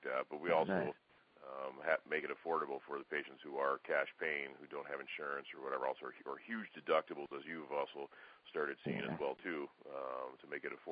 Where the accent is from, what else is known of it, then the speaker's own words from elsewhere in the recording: Minneapolis, Minnesota, United States; moved away; I'm originally from Minneapolis